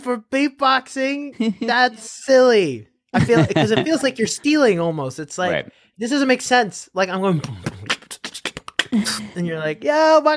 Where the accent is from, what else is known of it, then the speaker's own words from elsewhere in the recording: New York City, New York, United States; I'm first generation Filipino and growing up in Queens.